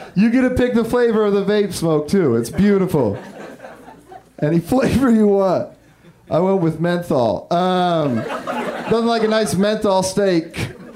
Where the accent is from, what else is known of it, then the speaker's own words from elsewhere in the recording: Humboldt County, Northern California, United States; I'm from Northern California. I'm from Humboldt County